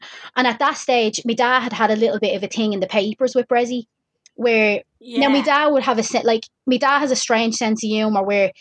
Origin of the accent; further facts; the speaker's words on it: Dublin, Leinster, Ireland; I'm from Dublin